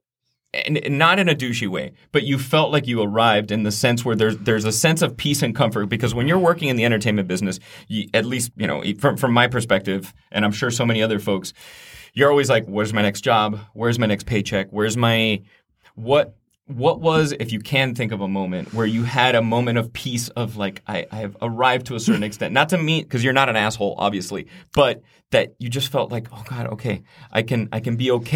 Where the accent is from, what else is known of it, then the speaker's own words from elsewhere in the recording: Miami, Florida, United States; back home, I'm originally from Miami, Florida.